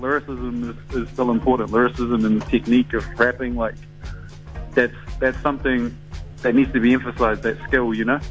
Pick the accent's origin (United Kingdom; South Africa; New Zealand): New Zealand; born or raised there